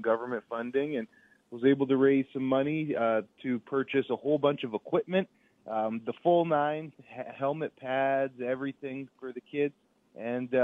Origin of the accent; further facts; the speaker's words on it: Winnipeg, Manitoba, Canada; I'm born and raised in Winnipeg